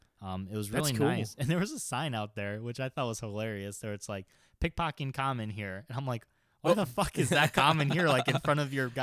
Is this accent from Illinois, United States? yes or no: yes; Chicago, Illinois, United States; I'm from Chicago, okay?